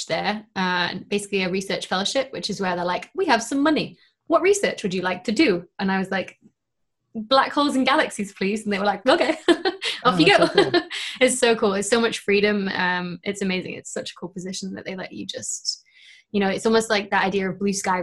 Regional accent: Lancashire, North West England, United Kingdom; I'm from Lancashire

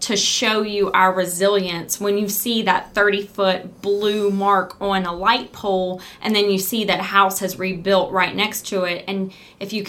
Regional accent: United States; This is my hometown. This is where I was born. This is where I grew up.

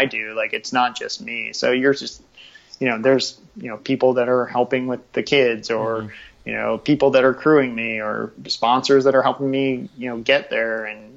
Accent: Washington, District of Columbia, United States; growing up in DC

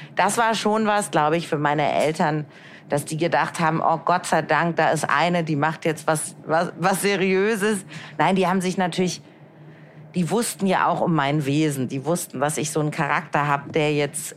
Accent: Hamburg, Germany; now in Frankfurt, Germany; Ich komme aus Hamburg

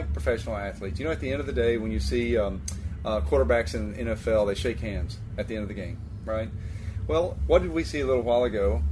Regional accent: the South, United States; I'm from the South

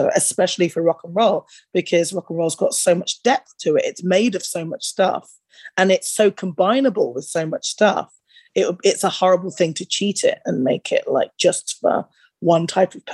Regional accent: United Kingdom; growing up in that era in the UK

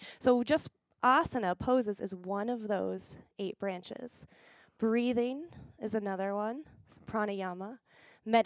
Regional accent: Pennsylvania, United States; now in Las Vegas, United States; I moved to a small town back where we grew up in Pennsylvania

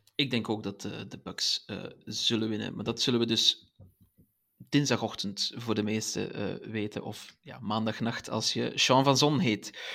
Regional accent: Belgium; Als Belg

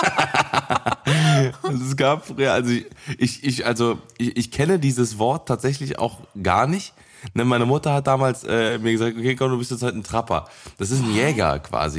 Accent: Cologne, North Rhine-Westphalia, Germany; ich bin gebürtiger Kölner, ich bin ja geboren und aufgewachsen hier

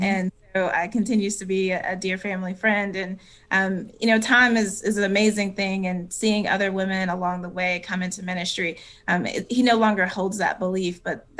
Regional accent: Cowpens, South Carolina, United States; because of the context in which I grew up in Cowpen, South Carolina, and this kind of traditional Baptist church

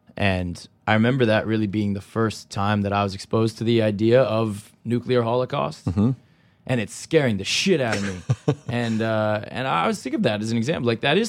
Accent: California, United States; I'm from California.

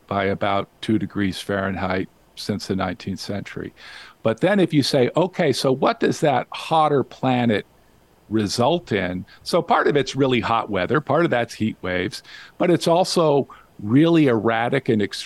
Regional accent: Las Vegas, Nevada, United States; now in Whidbey Island, United States; I grew up in Las Vegas. I was born in Las Vegas

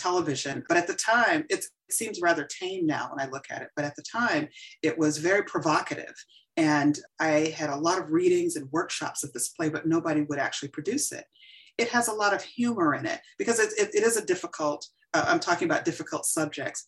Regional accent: Columbus, Georgia, United States; moved away as an adult; also born or lived in Atlanta, Georgia; Growing up in Columbus, Georgia was very different than when I came here as a student in the Atlanta University Center.

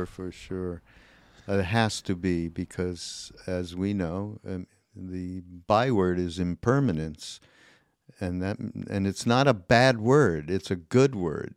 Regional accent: Canada; I'm Canadian

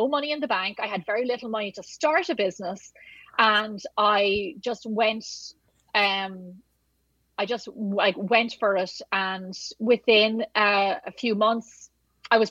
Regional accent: Ireland; moved away; I'm Irish

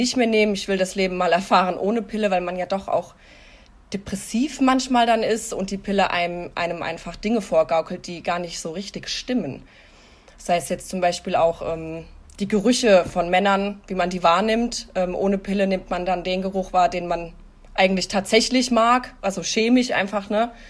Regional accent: Hesse, Germany; ich bin 33 Jahre alt, ich komme aus Hessen.

